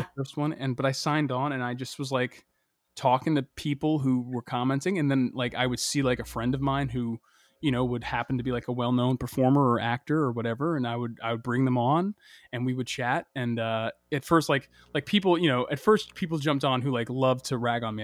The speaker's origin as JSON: {"language": "English", "town": "Boston", "region": "Massachusetts", "country": "United States", "tie": "born or raised there", "said": "my childhood growing up in Boston"}